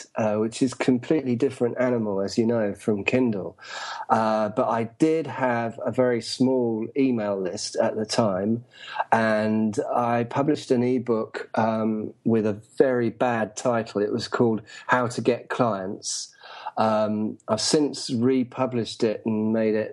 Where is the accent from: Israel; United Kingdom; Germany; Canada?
United Kingdom; England; moved away as an adult; also born or lived in London; now in Saigon, Vietnam; I'm from England.